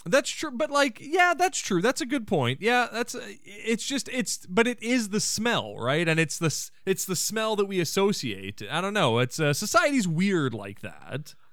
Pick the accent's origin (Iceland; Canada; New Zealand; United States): Canada; we're Canadian as frick now